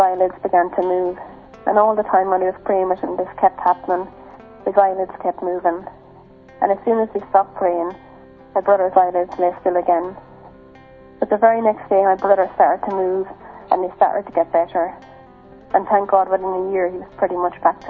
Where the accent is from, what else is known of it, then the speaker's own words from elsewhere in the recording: Ireland; I'm 29, and I'm from Ireland.